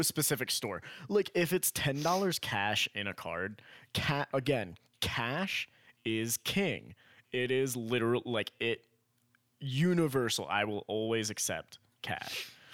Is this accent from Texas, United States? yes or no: no; Miami, Florida, United States; we grew up in Miami